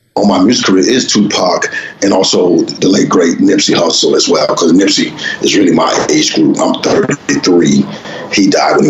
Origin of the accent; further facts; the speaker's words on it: Los Angeles, California, United States; I grew up in South Central LA. So South Central Los Angeles